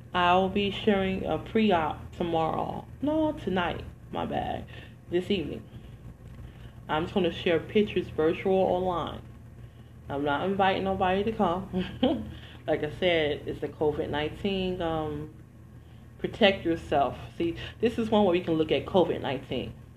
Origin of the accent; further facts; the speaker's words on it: Detroit, Michigan, United States; moved away; also born or lived in New Jersey; I'm from the hood originally. I'm from Detroit, Michigan. So I went to a hood high school, a hood, um, a hood high school and middle school